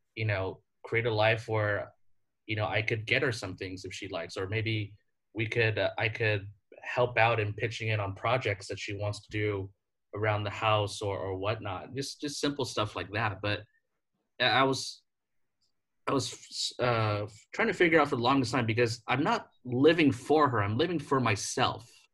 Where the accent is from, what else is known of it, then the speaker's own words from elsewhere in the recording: United States; moved away as an adult; as an American